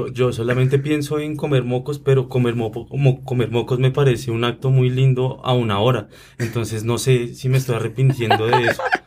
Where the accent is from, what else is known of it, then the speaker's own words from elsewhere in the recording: Bogotá, Colombia; uno aquí como bogotano